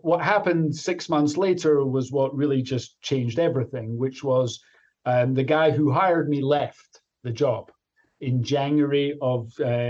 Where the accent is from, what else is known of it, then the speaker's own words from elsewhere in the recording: Glasgow, Scotland, United Kingdom; moved away as an adult; also born or lived in Chicago; now in United States; as your listeners can probably tell, even after being here for 33 years, I'm from Glasgow, Scotland